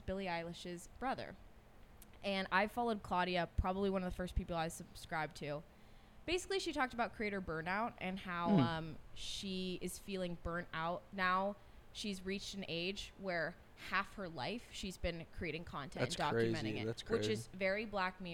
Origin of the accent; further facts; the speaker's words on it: Davis, California, United States; I'm from Davis